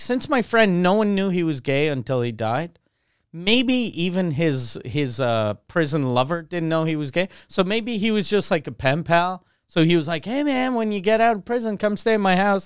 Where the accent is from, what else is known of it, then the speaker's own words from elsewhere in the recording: Quebec City, Quebec, Canada; also born or lived in Montreal; since I grew up in Quebec City